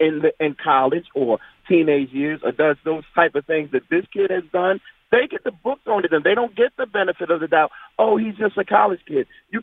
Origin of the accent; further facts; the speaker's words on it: Baltimore, Maryland, United States; I'm from Baltimore, and I work in Annapolis, and I'm right up the street from the Naval Academy.